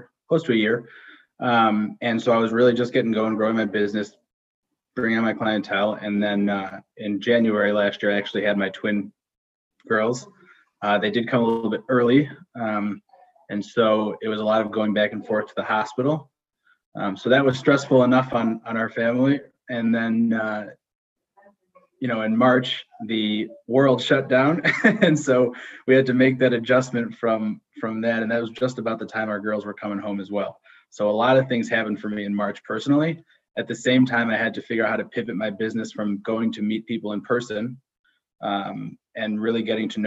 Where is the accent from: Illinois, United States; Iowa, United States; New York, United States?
Illinois, United States; Skokie; also born or lived in Israel / Northbrook, Illinois; I grew up born and raised in Skokie, Illinois.